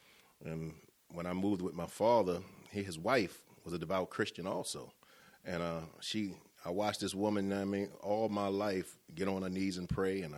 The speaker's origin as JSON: {"language": "English", "town": "Baltimore", "region": "Maryland", "country": "United States", "moved": "as an adult", "lives_now": "Cumberland, United States", "said": "I'm from Baltimore"}